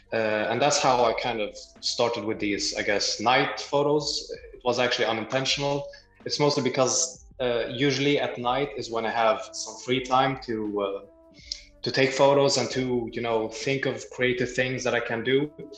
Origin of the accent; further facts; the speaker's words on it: Libya; also born or lived in Germany; now in Sweden; I'm from Sweden. However, originally I'm from Libya. I've actually lived in Germany for like 6 years when I was a kid.